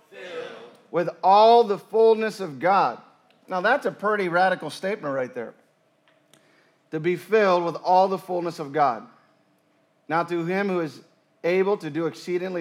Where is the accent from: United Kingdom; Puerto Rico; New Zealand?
Puerto Rico; moved away; I grew up in the mountains of Puerto Rico.